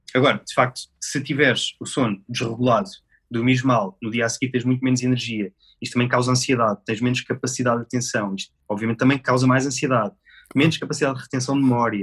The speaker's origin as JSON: {"language": "Portuguese", "town": "Rio Maior", "region": "Santarém District", "country": "Portugal", "said": "Eu sou de Romaior, distrito de Santarém"}